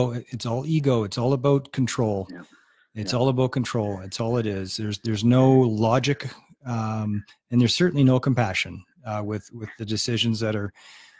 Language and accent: English; Edmonton, Alberta, Canada; I'm from Edmonton, brother.